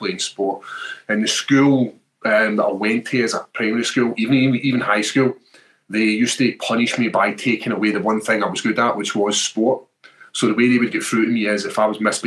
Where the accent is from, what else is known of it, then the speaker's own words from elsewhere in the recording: Airdrie, Scotland, United Kingdom; my hometown when Bruce Buffer calls Airdrie